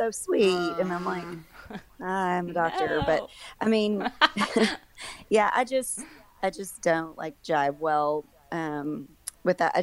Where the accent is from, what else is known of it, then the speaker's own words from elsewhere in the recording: Arkansas, United States; also born or lived in Oklahoma; I'm from Arkansas, but I went to Oklahoma and did my residency over there for 4 years, and I moved back here in 2011.